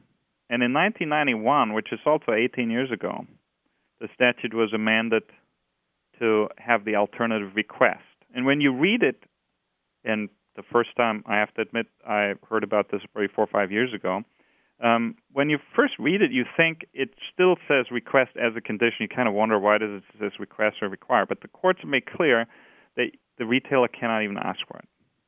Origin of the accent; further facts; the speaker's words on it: Austria; English is a second language; now in United States; I don't know. I think I still have my accent.